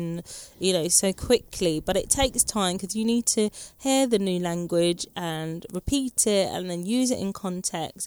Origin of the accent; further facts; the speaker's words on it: England, United Kingdom; moved away as an adult; now in France; I'm English